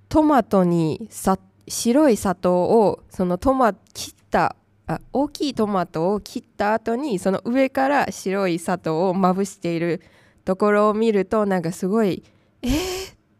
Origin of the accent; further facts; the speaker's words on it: Tainan, Taiwan; Japanese is a second language; now in Japan; 私の出身地台湾の南方の台南